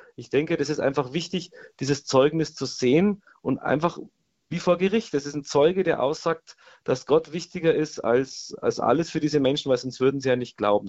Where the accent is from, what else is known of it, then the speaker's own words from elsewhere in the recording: Germany; bei uns in Deutschland